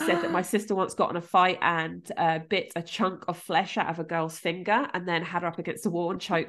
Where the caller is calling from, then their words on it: Gosport, South East England, United Kingdom; I'm calling from Grove Road phone box.